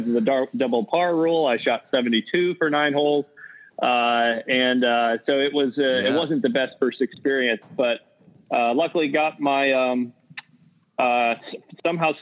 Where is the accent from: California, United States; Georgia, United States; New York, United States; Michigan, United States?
New York, United States; Addison; I grew up in Addison, New York, which is like 25, 30 minutes outside of Corning